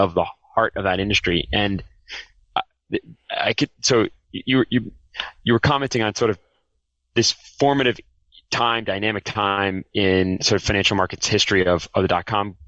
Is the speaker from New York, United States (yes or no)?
yes; New York, United States; I grew up just outside of New York City, spent my whole career in the New York City area